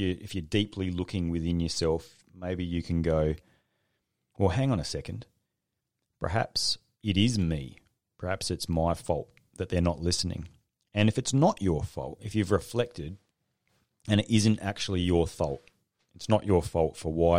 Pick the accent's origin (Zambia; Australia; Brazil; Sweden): Australia